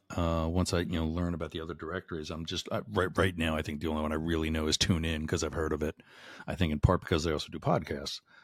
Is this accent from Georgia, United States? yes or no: no; Boyertown, Pennsylvania, United States; my hometown, a Boyer Town, Pennsylvania